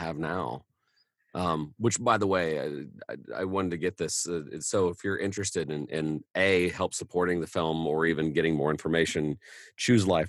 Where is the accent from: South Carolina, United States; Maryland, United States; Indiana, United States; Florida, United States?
Indiana, United States; Indianapolis; I'm from Indianapolis